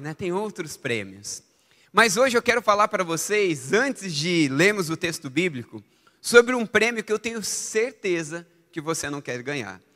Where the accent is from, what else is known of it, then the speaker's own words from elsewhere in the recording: Brazil; Eu sou um bom brasileiro